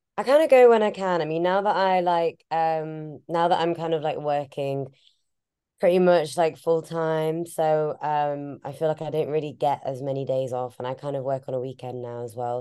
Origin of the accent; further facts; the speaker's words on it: Leeds, Yorkshire and the Humber, United Kingdom; now in London, United Kingdom; we grew up in Leeds